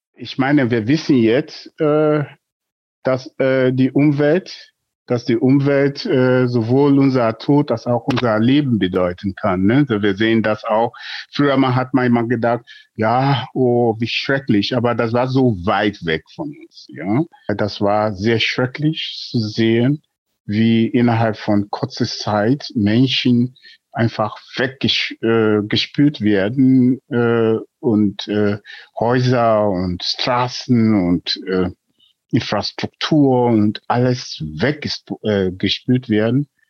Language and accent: German; Nigeria; German is a second language; moved away as an adult; now in Germany; Ich bin in Nigeria geboren und vor mehr als drei Jahrzehnten nach Deutschland geflüchtet